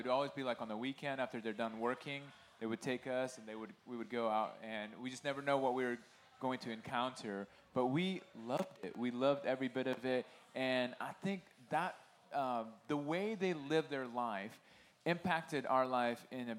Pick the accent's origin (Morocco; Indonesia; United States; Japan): Indonesia; moved away; my brother and I grew up in Indonesia, so our upbringing was a little bit different than perhaps Tim and Jason